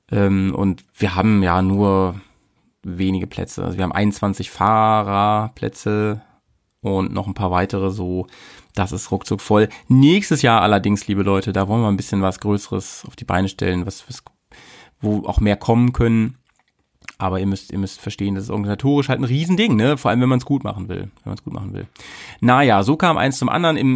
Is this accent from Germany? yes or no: yes; Hanover, Lower Saxony, Germany; in Hannover getroffen, in deiner Heimat und äh, meiner alten Heimat